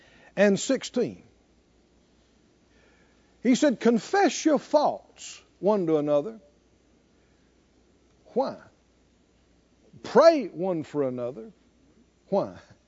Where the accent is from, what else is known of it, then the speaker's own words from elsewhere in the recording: the South, United States; You know, we grew up in the South and in the woods and nature